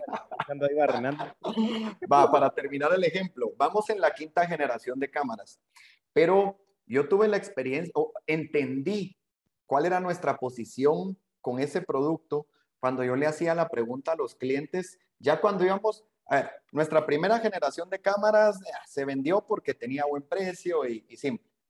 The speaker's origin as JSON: {"language": "Spanish", "country": "Guatemala"}